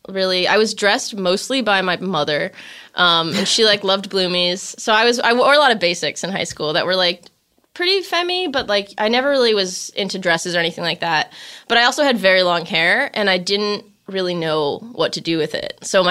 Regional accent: Glenview, Illinois, United States; I'm from Glenview, Illinois, yeah.

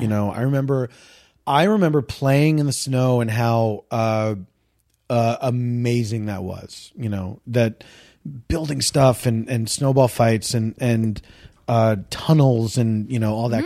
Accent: Philadelphia, Pennsylvania, United States; I grew up in the East Coast

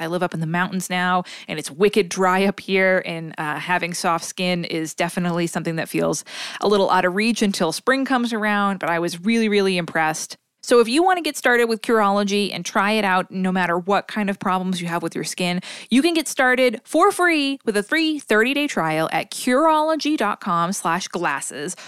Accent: Northeast Massachusetts, United States; where I grew up in Massachu, in Northeast Massachusetts, everyone that I knew called it a Yankee swap

